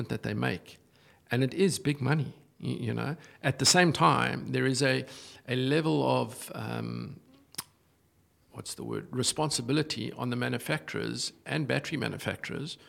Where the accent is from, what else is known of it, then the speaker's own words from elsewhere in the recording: South Africa; moved away; as a South African